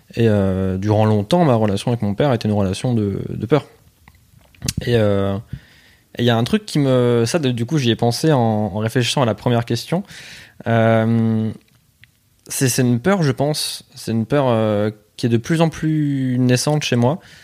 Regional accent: La Bassée, Hauts-de-France, France; moi, je viens plus du Pas-de-Calais, ouais. Enfin, j'étais vraiment à la frontière entre les deux

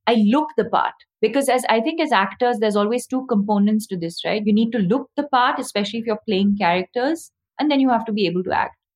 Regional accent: South India, India; because I came from South India and I had a very specific sort of accent, which I've had to work on, you know, over the years.

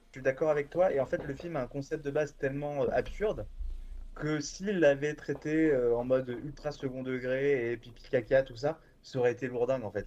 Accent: Bordeaux, Nouvelle-Aquitaine, France; moved away as an adult; also born or lived in Lyon; now in Paris, France; je viens de, Bordeaux, je viens de Bordeaux, à la base

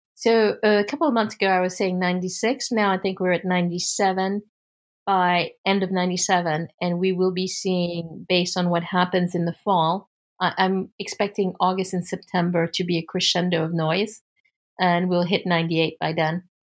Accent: United States; as an American

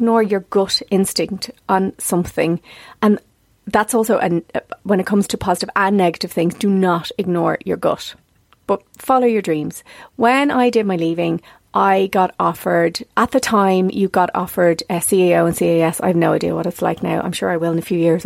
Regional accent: South County Dublin, Leinster, Ireland; where I came from South County Dublin

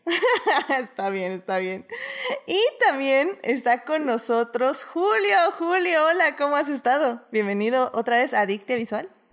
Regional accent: Mexico; nosotros también como mexicanos

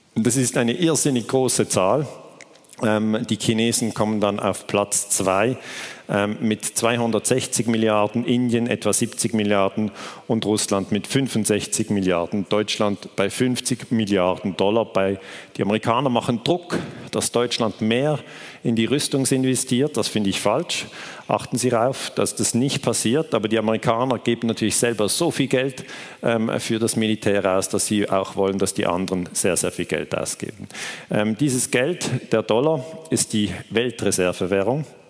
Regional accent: Switzerland; ich komme aus der Schweiz

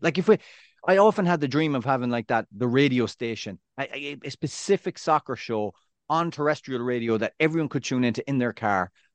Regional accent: Ireland; moved away as an adult; now in United States; I'm, I'm Irish

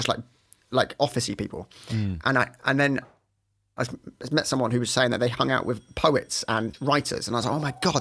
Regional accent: Bishop's Stortford, East of England, United Kingdom; moved away as an adult; also born or lived in Manchester; Bishop Stortford in Hertfordshire. So just a sort of very commuter market town.

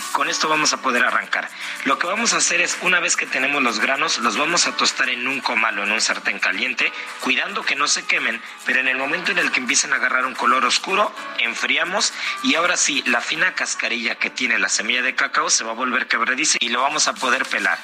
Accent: Mexico; como buenos mexicanos

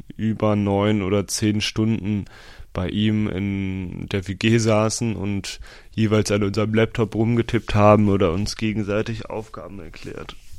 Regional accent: Osnabrück, Lower Saxony, Germany; moved away; in meiner Heimat Osnabrück

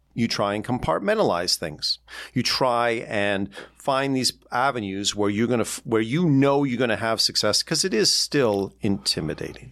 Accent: Toronto, Ontario, Canada; moved away as an adult; now in New York City, United States; Growing up in Ontario

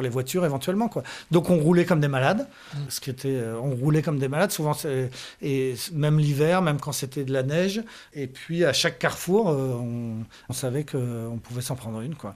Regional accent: France; je suis français

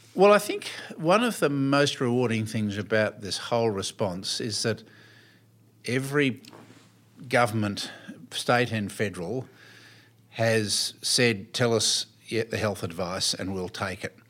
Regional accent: Melbourne, Victoria, Australia; grew up in Melbourne, fairly conservative, middle class upbringing

